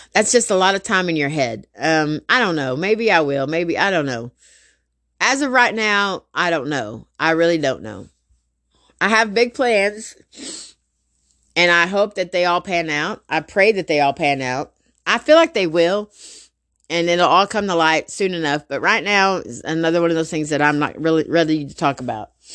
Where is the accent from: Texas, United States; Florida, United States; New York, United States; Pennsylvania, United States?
Texas, United States; Garland; also born or lived in Rowlett, Texas; I grew up in Garland for twenty years. Then we moved to Rowlett